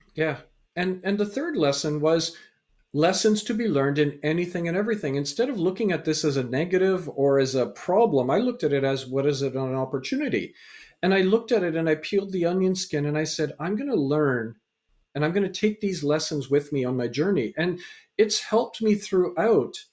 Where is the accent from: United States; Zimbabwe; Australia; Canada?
Canada; also born or lived in England; so I was born in England, raised in Canada